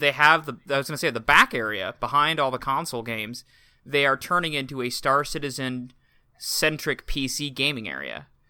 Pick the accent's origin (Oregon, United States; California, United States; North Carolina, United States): Oregon, United States; Portland; my hometown, Portland